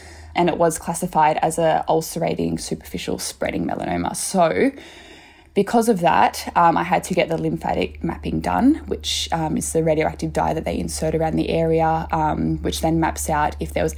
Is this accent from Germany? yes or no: no; Australia; I'm an Aussie